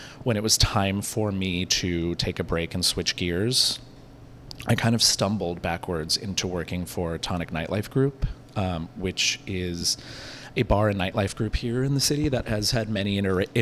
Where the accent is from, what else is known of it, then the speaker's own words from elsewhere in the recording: San Francisco, California, United States; also born or lived in Santa Cruz; I'm from here